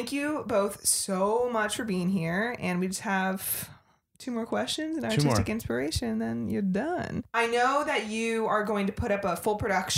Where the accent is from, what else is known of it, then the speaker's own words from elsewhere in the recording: the South, United States; I'm from the South.